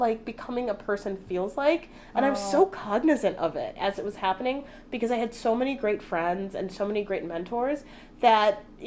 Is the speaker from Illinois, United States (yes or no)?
yes; Chicago, Illinois, United States; moved away; I went to DePaul in my hometown of Chicago